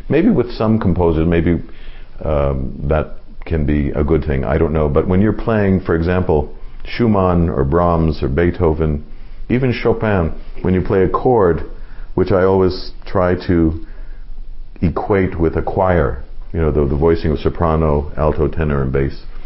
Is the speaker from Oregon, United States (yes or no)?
no; Los Angeles, California, United States; I grew up in Los Angeles